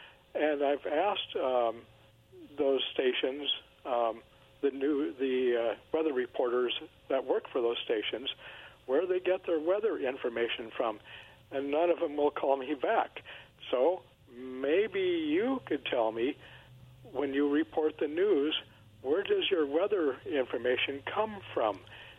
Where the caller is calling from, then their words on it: Kennewick, Washington, United States; Hi, it's … from Kennewick.